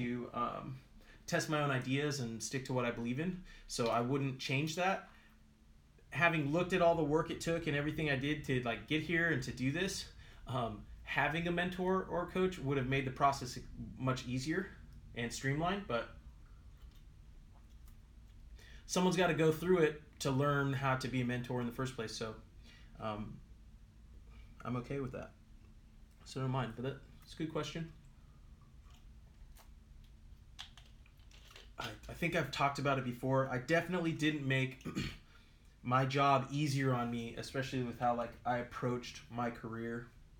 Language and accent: English; California, United States; I have my U.S. citizenship, obviously, because I was born in California